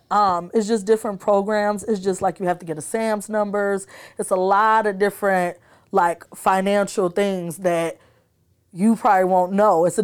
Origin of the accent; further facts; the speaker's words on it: Davenport, Iowa, United States; also born or lived in Chicago, Illinois; So majority of my high school, I came from Davenport, Iowa. Okay. So you can say I'm from there, but I was born in Chicago and I've been back and forth.